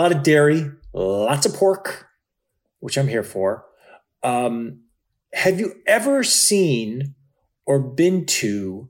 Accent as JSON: {"language": "English", "town": "Cleveland", "region": "Ohio", "country": "United States", "tie": "born or raised there", "also_born_or_lived": "Chicago", "moved": "yes", "lives_now": "Los Angeles, United States", "said": "I grew up in Cleveland in the 80s."}